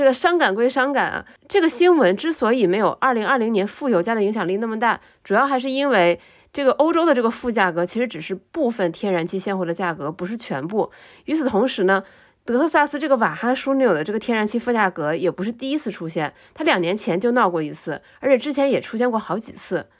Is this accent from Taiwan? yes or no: no; China; 而且是一个非常值得我们中国人骄傲的一些新闻